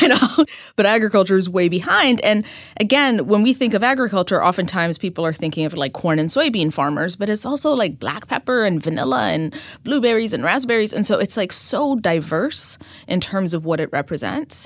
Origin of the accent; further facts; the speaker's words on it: Ethiopia; moved away as an adult; now in New York City, United States; I, uh, was born and raised in Ethiopia